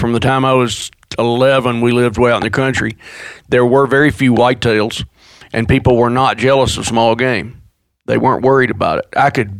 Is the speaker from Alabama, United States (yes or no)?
yes; North Alabama, United States; accent: North Alabama; now in Montana, United States; North Alabama